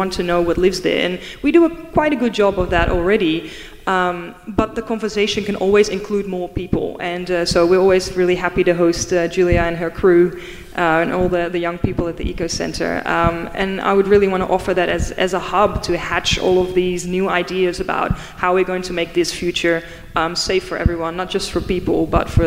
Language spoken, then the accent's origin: English; Netherlands; English is a second language; I'm from the Netherlands. Half my country is already under sea level.